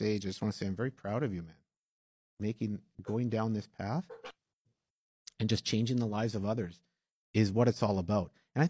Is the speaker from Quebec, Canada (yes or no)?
no; Winnipeg, Manitoba, Canada; I'm from St. Boniface.